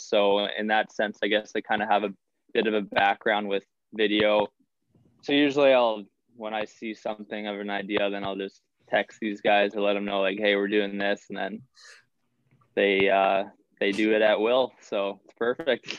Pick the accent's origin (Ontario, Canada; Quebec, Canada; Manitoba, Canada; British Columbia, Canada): Manitoba, Canada; Winkler; moved away as an adult; now in Superior, United States; that was my hometown. Like I grew up in Winkler